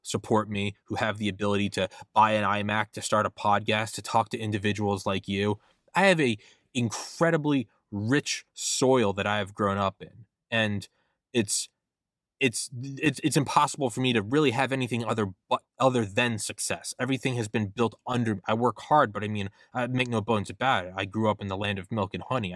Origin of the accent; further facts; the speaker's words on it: New England, United States; I'm from New England